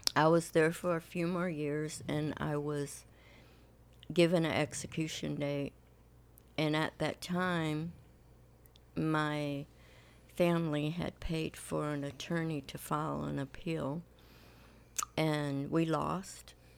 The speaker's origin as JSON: {"language": "English", "town": "Compton", "region": "California", "country": "United States", "tie": "born or raised there", "also_born_or_lived": "Lynwood, California", "said": "Well, I grew up in California. I'm from Linwood and Compton."}